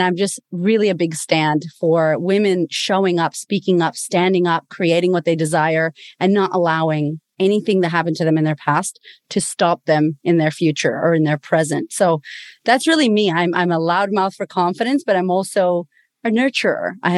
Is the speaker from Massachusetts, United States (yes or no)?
yes; Boston, Massachusetts, United States; moved away as an adult; now in Australia; I'm originally from Boston, Massachusetts. I'm Puerto Rican. one of only two Puerto Ricans in Australia.